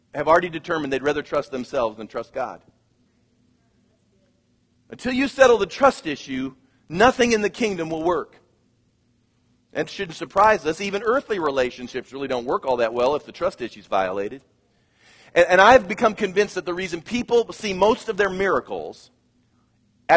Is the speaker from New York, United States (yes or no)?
no; Kansas, United States; moved away; I come from Kansas.